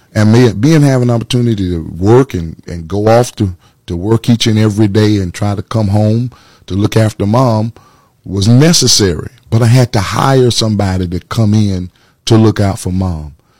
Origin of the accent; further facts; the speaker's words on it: Atlanta, Georgia, United States; moved away as an adult; also born or lived in Macon, Georgia; now in Orlando, United States; born and raised in Atlanta, Georgia